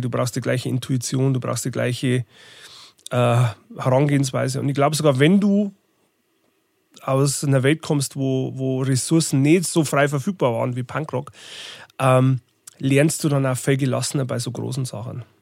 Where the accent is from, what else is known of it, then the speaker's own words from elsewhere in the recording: Bodenmais, Bavaria, Germany; moved away as an adult; also born or lived in Regensburg / Munich / Berlin / Zwiesel; Wo ich herkomme, ist, ich komme aus dem Bayerischen Wald. äh, Bodenmeisung